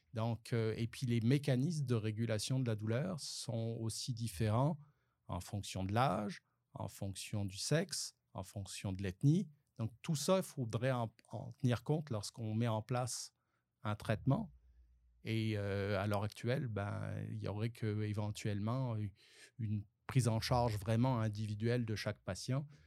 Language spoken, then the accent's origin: French; France; accent: French; moved away as an adult; now in Sherbrooke, Canada; j'ai encore un accent français